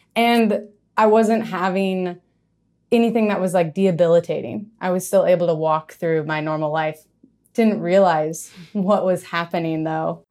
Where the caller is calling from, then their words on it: San Francisco, California, United States; Calling in from San Francisco, the inner sunset